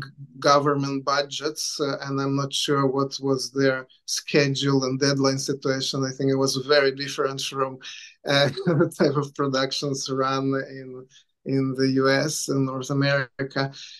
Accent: Lithuania; also born or lived in Israel; now in Vancouver, Canada; I was born in Lithuania, and then I lived in Israel for a while, and I came to Vancouver to study animation.

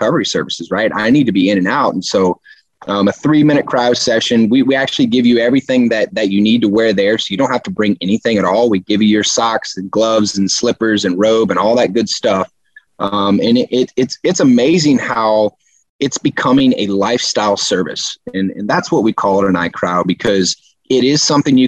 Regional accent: Houston, Texas, United States; I'm from Houston

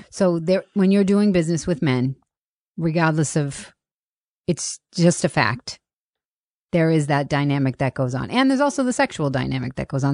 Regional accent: Boston, Massachusetts, United States; I grew up in Boston

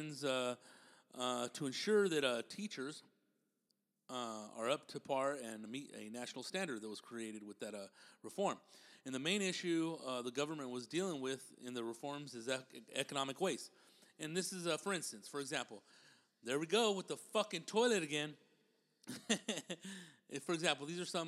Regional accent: Riverside, California, United States; I'm from Riverside, California

